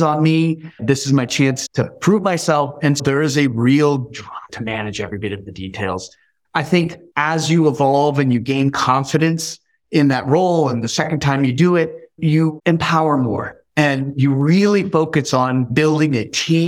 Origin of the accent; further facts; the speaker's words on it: the Bay Area, California, United States; also born or lived in Iran; I grew up in the Bay Area